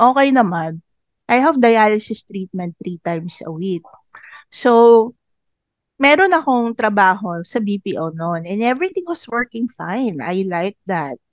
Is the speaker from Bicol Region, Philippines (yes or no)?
no; Central Luzon, Philippines; Taga Bulacan ako